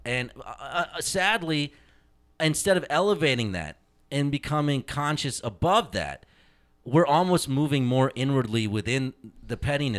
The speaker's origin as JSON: {"language": "English", "country": "United States", "said": "I am an Indian, I am an American, I am a Colts fan, I am a Pacers fan, I am a Hindu, okay?"}